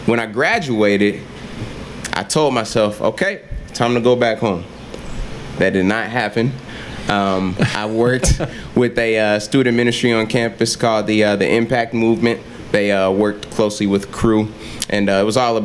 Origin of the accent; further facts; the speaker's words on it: Indianapolis, Indiana, United States; now in Muncie, United States; I grew up in Indianapolis, Indiana. I'm a Southsider.